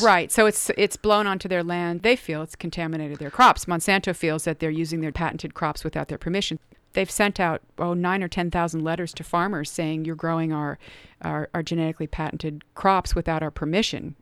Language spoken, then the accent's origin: English; Cincinnati, Ohio, United States; I grew up in Cincinnati